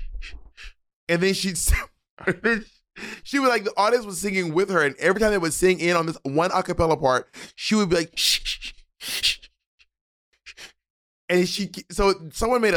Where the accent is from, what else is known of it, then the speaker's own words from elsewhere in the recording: the American South, United States; as a Southerner